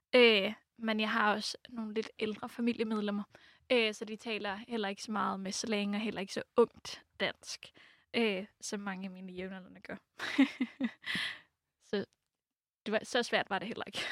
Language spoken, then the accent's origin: Danish; Oslo, Norway; first language Norwegian; Danish is a second language; moved away as an adult; also born or lived in France; now in Denmark; jeg er fra Oslo